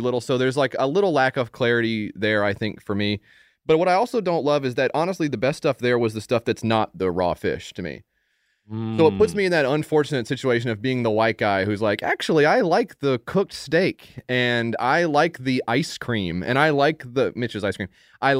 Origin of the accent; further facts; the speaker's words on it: Jamaica; moved away; I grew up in Jamaica